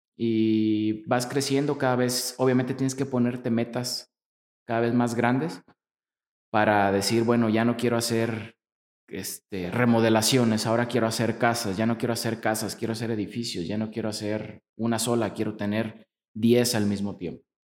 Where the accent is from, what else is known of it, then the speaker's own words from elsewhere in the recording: Apatzingán, Michoacán, Mexico; moved away as an adult; now in Morelia, Mexico; yo soy nacido de, en Apatzingán, Michoacán